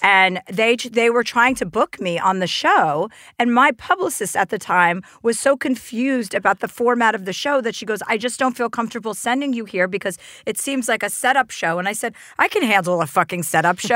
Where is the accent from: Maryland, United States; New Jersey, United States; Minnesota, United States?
New Jersey, United States; I'm from New Jersey